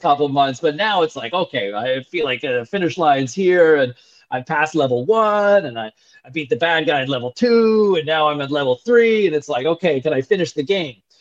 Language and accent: English; Ottawa, Ontario, Canada; I grew up in Ottawa originally